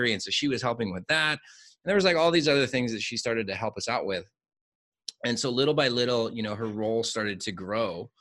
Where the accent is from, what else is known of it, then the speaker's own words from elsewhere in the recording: United States; now in Mexico; being an American, working in Mexico